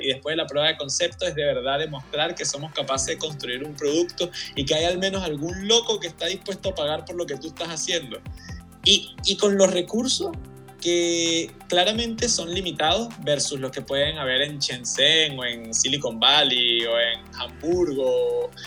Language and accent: Spanish; Venezuela; also born or lived in Chile; yo soy venezolano y chileno y mi esposa es venezolana y portuguesa, entonces siempre como que hemos tenido familia fuera de Venezuela